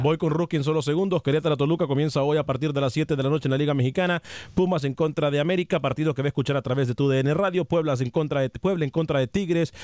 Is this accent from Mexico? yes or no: no; Honduras; soy hondureño